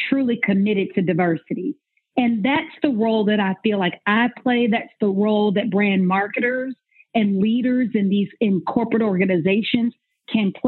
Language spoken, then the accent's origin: English; Atlanta, Georgia, United States; also born or lived in Nashville; I am born and raised in Atlanta. I'm from old Atlanta